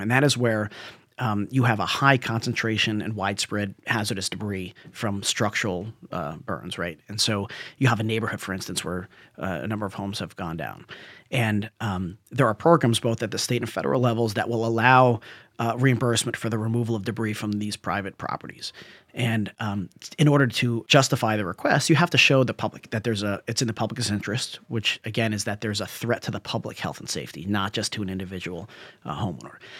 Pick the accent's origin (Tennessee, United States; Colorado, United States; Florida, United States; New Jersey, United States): New Jersey, United States; now in California, United States; I'm a guy from Jersey